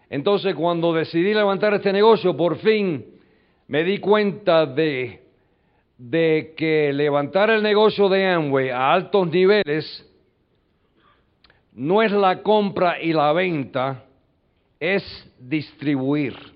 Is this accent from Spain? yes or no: no; New York, United States; Yo nací en un callejón en los Estados Unidos, me crié en un barrio, mi madre se muere cuando yo tengo cuatro años de edad